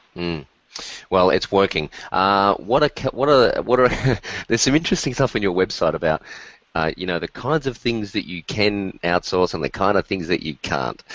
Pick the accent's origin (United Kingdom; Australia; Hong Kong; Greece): Australia; as an Australian